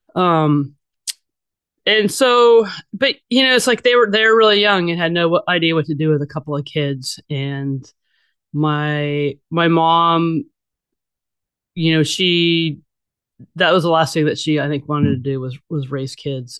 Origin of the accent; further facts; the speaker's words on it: Bay Area, California, United States; also born or lived in Los Angeles; I was born and raised in the Bay Area